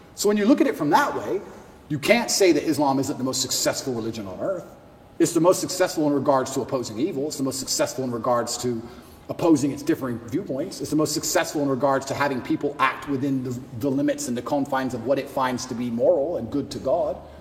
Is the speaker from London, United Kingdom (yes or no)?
no; Luton, East of England, United Kingdom; I grew up in England, and I grew up in Luton